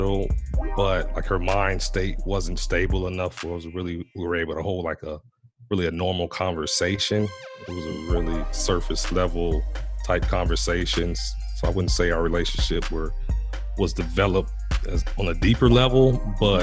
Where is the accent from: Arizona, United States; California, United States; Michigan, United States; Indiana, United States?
Indiana, United States; Gary; moved away as an adult; I'm originally from Gary, Indiana, which is about 26 miles outside of Chicago.